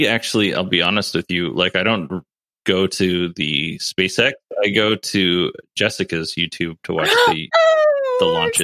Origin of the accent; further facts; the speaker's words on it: Alaska, United States; moved away; I grew up in Alaska